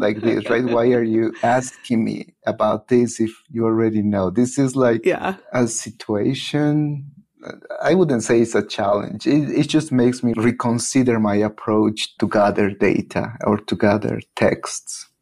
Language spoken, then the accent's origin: English; Teotitlán del Valle, Oaxaca, Mexico; English is a second language; moved away as an adult; now in Boulder, United States; I'm from Teotitlan del Valle and uh, it's a community when during my childhood most of kids were bilingual Zapotec and Spanish